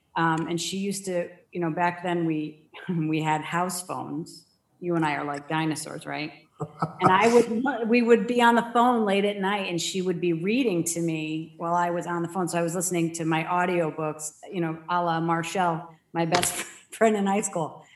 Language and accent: English; Danbury, Connecticut, United States; moved away as an adult; also born or lived in Dover, Delaware; now in Arizona, United States; I grew up in Danbury, Connecticut, only about 45 minutes outside of Manhattan